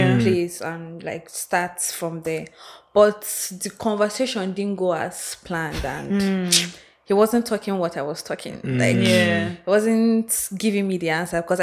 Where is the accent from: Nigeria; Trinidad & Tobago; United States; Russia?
Nigeria; Enugu, Enugu State; moved away as an adult; also born or lived in Abuja; now in Lagos, Nigeria; I was born and brought up in Enugu